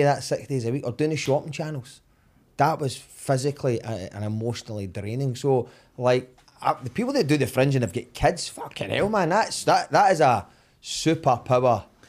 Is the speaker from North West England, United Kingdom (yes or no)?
no; Summerston, Scotland, United Kingdom; I grew up in Somerset